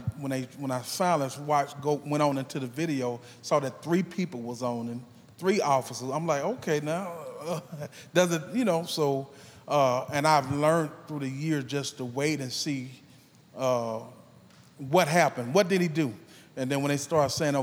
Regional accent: Mississippi, United States; I'm from Mississippi

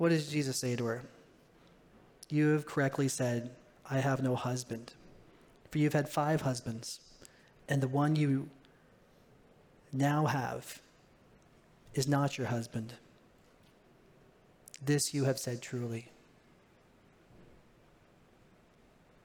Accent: Ontario, Canada; moved away; I was born in Ontario.

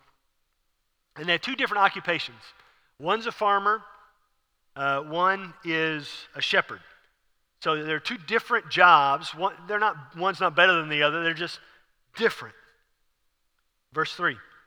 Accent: Houston, Texas, United States; I'm from Houston.

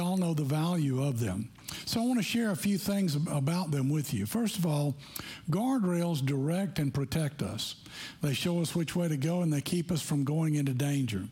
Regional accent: Tennessee, United States; we grew up in Tennessee

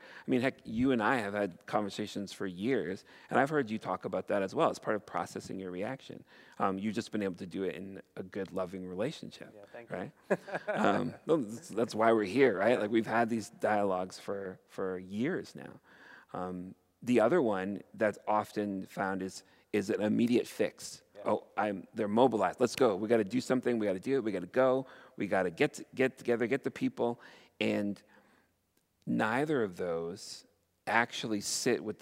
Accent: Canada; as a Canadian

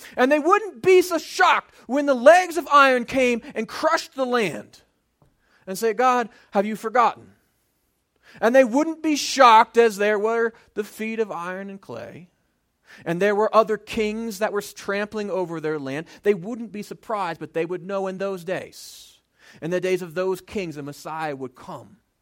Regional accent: United States; before I'm an American, I'm a Christian

